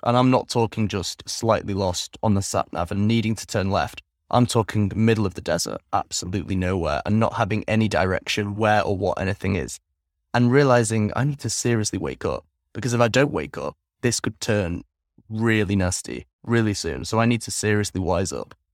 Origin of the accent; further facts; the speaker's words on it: England, United Kingdom; moved away as an adult; also born or lived in Netherlands; now in Vietnam; I grew up primarily in England from the ages of three until 22, 21 actually